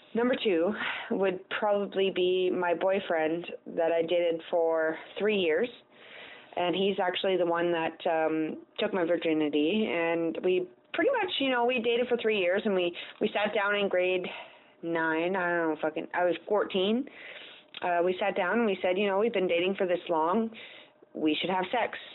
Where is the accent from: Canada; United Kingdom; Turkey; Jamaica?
Canada; I'm Canadian